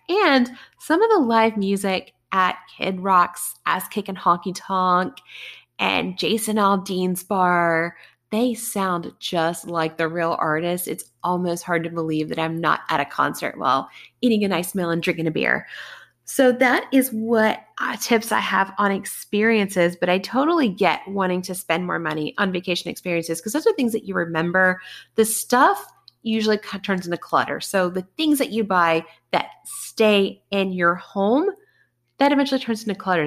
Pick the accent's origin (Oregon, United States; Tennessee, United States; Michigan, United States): Tennessee, United States; Bristol; I grew up in Bristol, Tennessee, the town of NASCAR